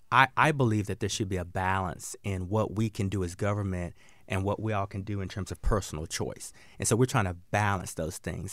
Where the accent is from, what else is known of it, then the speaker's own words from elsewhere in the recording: the South, United States; I grew up in the South, and I grew up hunting and fishing with my dad and my granddad